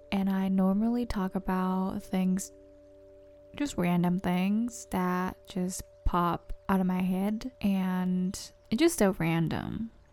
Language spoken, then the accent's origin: English; Japan; English is a second language; moved away as an adult; also born or lived in San Diego; growing up in Japan for like approximately 22, no, 20 years